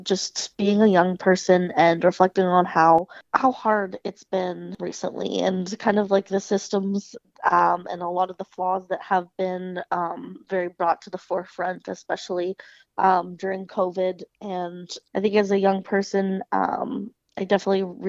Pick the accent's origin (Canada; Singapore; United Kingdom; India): Canada; Kingston, Ontario; now in East Coast, Canada; I'm originally from Kingston